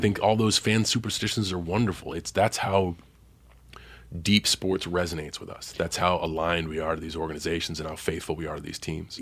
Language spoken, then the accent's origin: English; Boston, Massachusetts, United States; growing up in Boston